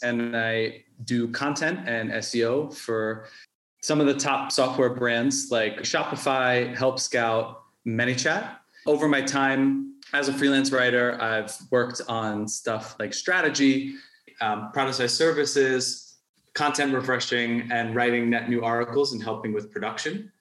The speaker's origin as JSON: {"language": "English", "region": "New York", "country": "United States", "moved": "as an adult", "lives_now": "Mexico", "said": "I'm from New York originally."}